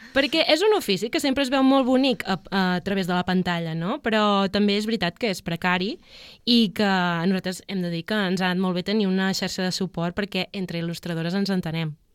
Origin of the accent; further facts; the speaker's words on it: Palamós, Catalonia, Spain; jo soc de Palamós